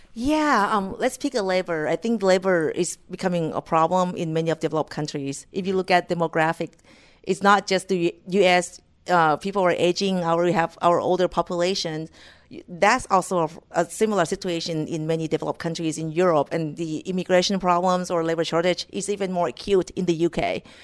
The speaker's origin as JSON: {"language": "English", "country": "Thailand", "tie": "born or raised there", "moved": "as an adult", "lives_now": "United States", "said": "I was born and raised in Thailand"}